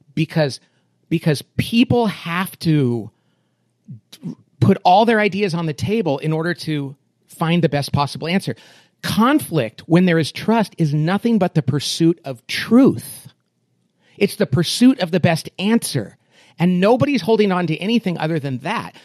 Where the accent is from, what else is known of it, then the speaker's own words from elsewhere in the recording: Bakersfield, California, United States; I grew up in Bakersfield, California, which is a little slice of Oklahoma in the middle of California